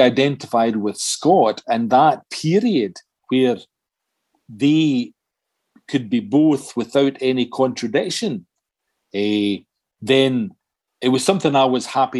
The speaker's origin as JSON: {"language": "English", "town": "Galston", "region": "Scotland", "country": "United Kingdom", "tie": "born or raised there", "said": "There was a strong working class and local identity in a place like Galston, where I was, where I grew up. Therefore, it was a great place to grow up."}